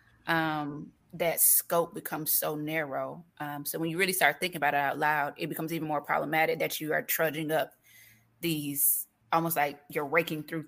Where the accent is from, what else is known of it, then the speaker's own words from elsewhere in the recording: Florida, United States; we're from Florida